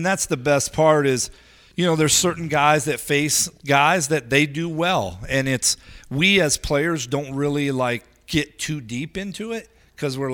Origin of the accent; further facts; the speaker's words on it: Peoria, Illinois, United States; growing up in Peoria